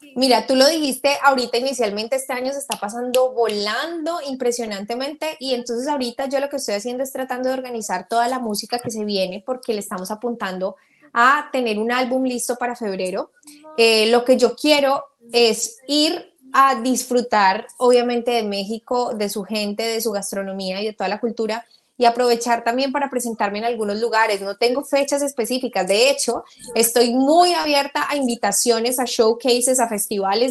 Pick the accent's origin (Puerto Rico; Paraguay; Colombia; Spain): Colombia; yo soy colombiana